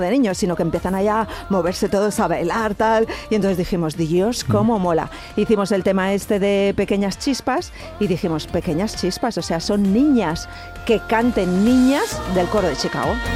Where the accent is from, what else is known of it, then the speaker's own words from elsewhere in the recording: Cuenca, Castilla-La Mancha, Spain; yo soy de Cuenca